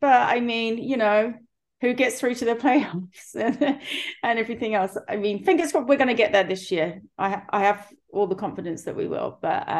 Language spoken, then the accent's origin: English; England, United Kingdom; now in United States; so for us, I know I'm from England, but for my children, especially, it's like a family, something that has been in the family